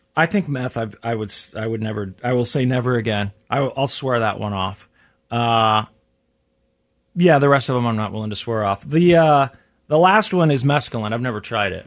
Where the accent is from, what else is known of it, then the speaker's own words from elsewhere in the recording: Midwest, United States; I'm from the Midwest